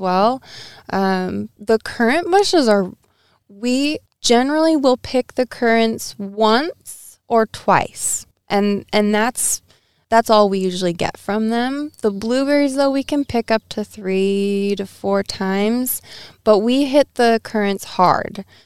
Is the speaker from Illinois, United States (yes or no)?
no; Edmonds, Washington, United States; I actually grew up in the city